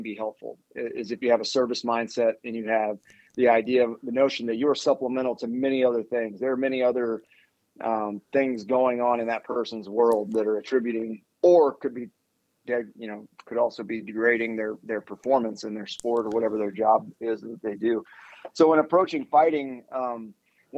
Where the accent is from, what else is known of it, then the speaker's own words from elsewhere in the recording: Louisiana, United States; also born or lived in Las Vegas, Nevada / Ann Arbor, Michigan / Colorado Springs, Colorado; now in College Station, United States; From the South, I grew up in Louisiana